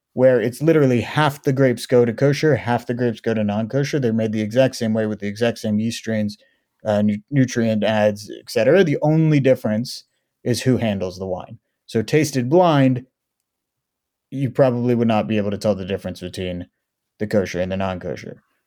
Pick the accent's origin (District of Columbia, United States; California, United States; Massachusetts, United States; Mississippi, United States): California, United States; Oakland; also born or lived in Israel; I was born and raised in Oakland, California.